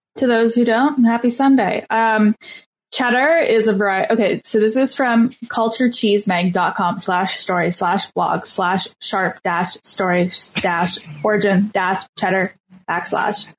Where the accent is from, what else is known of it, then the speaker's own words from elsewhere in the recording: Canada; I'm Canadian